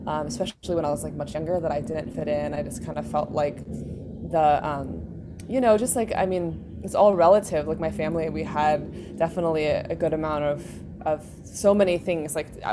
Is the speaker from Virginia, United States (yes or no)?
no; New York City, New York, United States; I grew up in New York City in the West Village